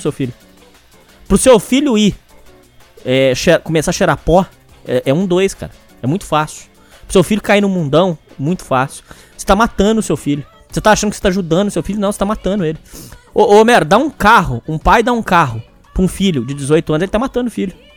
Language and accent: Portuguese; Brazil; Eu nunca saí do Brasil